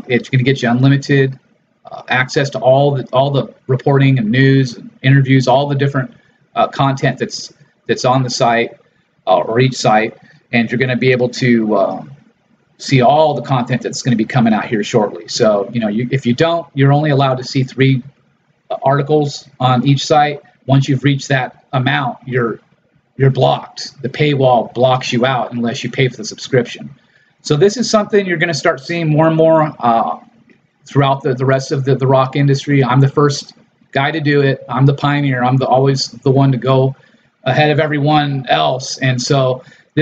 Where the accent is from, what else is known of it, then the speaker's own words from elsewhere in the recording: Los Angeles, California, United States; my background growing up in Los Angeles and Hollywood